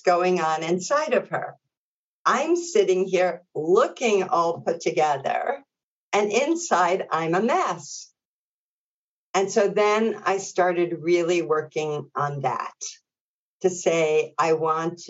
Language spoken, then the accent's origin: English; New York City, New York, United States; my local community where I grew up in Brooklyn